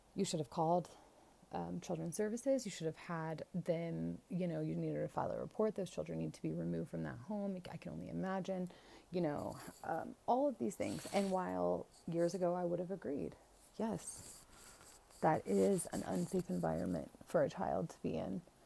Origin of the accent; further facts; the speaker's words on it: Florida, United States; my home state of Florida